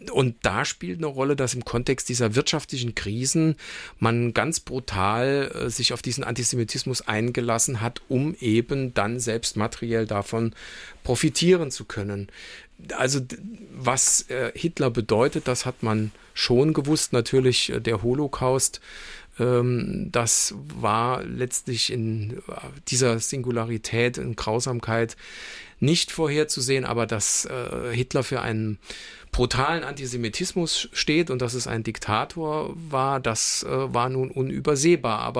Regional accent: Saarland, Germany; Also heute sind wir sozusagen als Saarländer, was unsere DNA betrifft, geprägt durch deutsch-französische Freundschaft

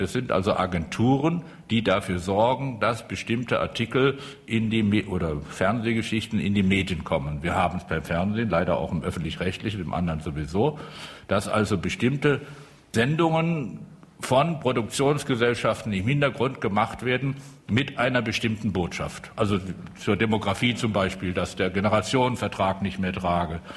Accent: Rhineland-Palatinate, Germany; ich komme aus der Südpfalz

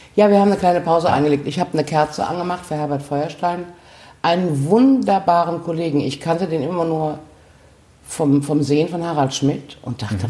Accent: Gummersbach, North Rhine-Westphalia, Germany; moved away as an adult; now in Cologne, Germany; In Gummersbach, meiner Heimatstadt

